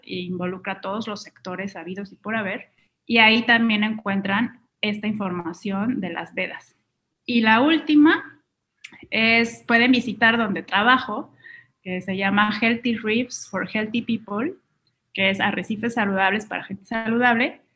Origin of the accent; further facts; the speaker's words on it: Mexico; también es una marca mexicana, entonces estoy beneficiando la economía local del país de donde vengo